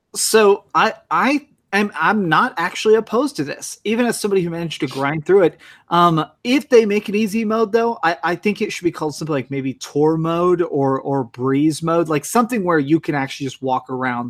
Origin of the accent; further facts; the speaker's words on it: Texas, United States; I grew up in Texas